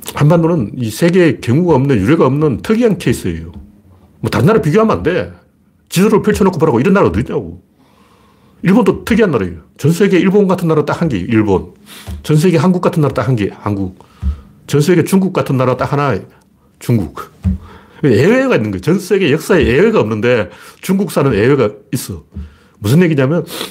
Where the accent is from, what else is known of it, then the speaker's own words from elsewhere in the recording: Gyeongju, North Gyeongsang, South Korea; now in Seoul, South Korea; 제가 어릴 때 경주에서 자랐기 때문에